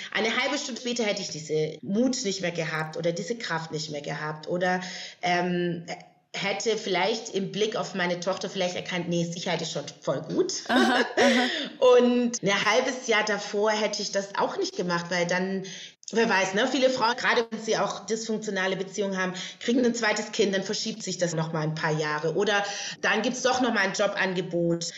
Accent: Stuttgart, Baden-Württemberg, Germany; moved away as an adult; now in Berlin, Germany; ich bin ja aus Stuttgart ursprünglich oder aus der Gegend

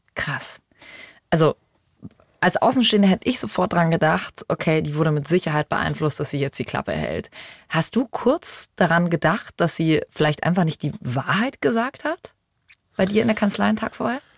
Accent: Germany; hier bei uns in Deutschland

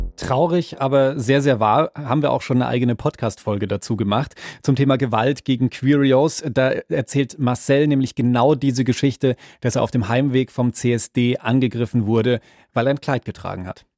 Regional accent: Bavaria, Germany; Ich bin zwar selber in Bayern groß geworden

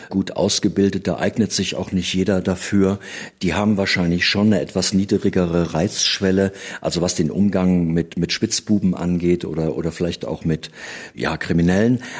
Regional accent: Gotha, Thuringia, Germany; Und die Geschichte hat sich wirklich so zugetragen und zwar in Gotha, also wo ich geboren bin, in meiner Heimatstadt.

